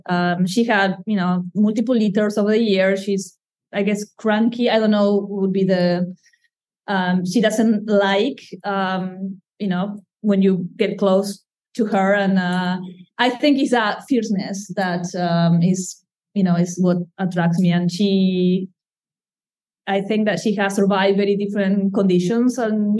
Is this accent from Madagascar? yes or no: yes; Madagascar; moved away; I try to put the distance because, again, I come from Madagascar, so I see them as wild lemurs, even if they are here.